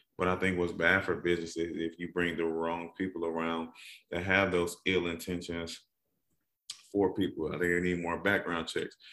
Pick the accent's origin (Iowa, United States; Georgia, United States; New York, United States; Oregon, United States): Georgia, United States; Atlanta; I'm from Atlanta